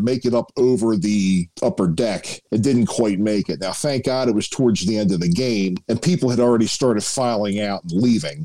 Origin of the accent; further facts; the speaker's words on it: Baltimore, Maryland, United States; growing up in Baltimore